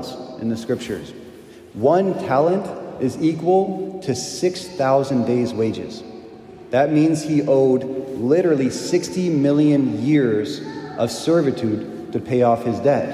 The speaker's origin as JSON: {"language": "English", "country": "United States", "said": "I'm an American"}